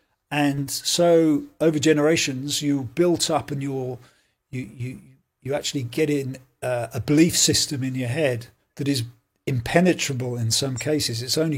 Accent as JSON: {"language": "English", "region": "England", "country": "United Kingdom", "moved": "yes", "lives_now": "Belfast, United Kingdom", "said": "I'm an Englishman, and I've moved to Belfast for about nearly 20 years now"}